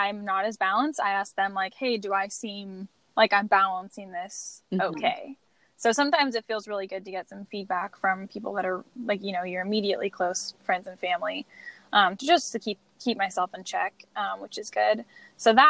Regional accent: Washington, United States; I'm from Washington State, which is the Evergreen State.

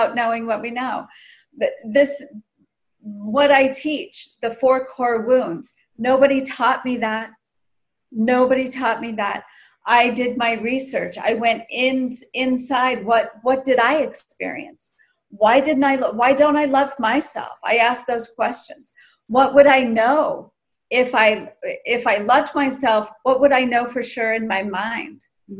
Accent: United States; growing up in the States

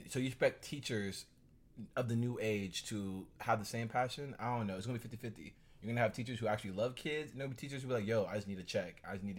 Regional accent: Gwinnett County, Georgia, United States; I'm from Gwinnett County, so we have a huge overpopulation status of like kids per classroom.

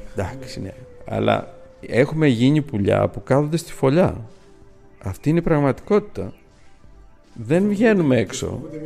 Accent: Greece; είμαστε Έλληνες

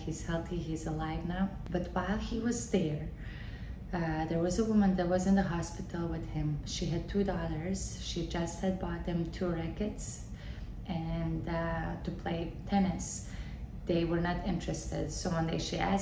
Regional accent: Bosnia & Herzegovina; also born or lived in Waco, Texas, United States; now in Wellington, United States; I'm originally from Bosnia and Herzegovina.

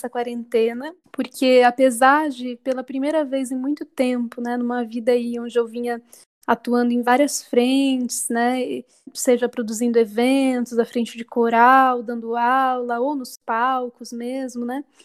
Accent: Sorocaba, São Paulo, Brazil; eu sou cantora e compositora, sou natural de Sorocaba, interior de São Paulo.

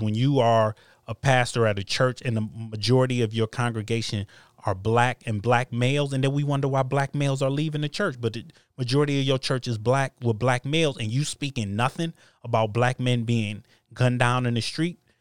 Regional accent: United States; I was born in America, I'm an American

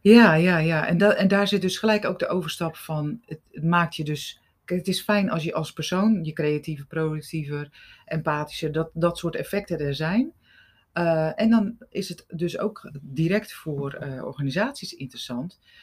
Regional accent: Rotterdam, South Holland, Netherlands; Ik kom uit Rotterdam.

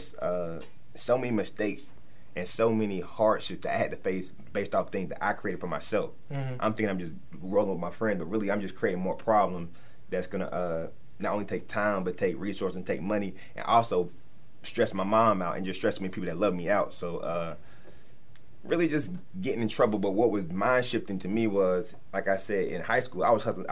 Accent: Charlotte, North Carolina, United States; I'm originally from Charlotte, North Carolina

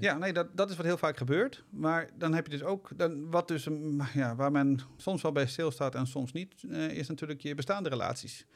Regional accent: Netherlands; we zijn zeker als Nederlander

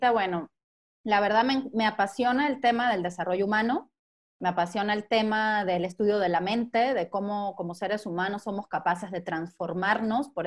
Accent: Mexico; born there; Eh, soy México, venezolana, italiana, estoy bastante mezclada, sí soy mexicana de nacimiento, aunque no me crean

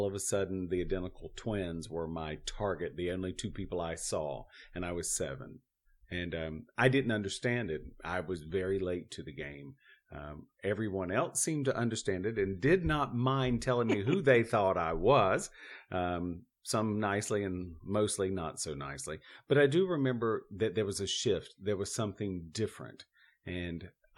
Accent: North Carolina, United States; now in Los Angeles, United States; We're all three from North Carolina, different ages, different areas

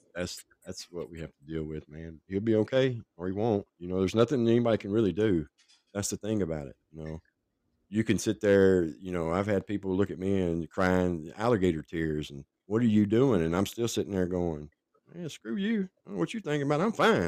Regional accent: Franklin, Tennessee, United States; also born or lived in Nashville; Nashville. I was born in Nashville and raised in Franklin, which is just south of Nashville.

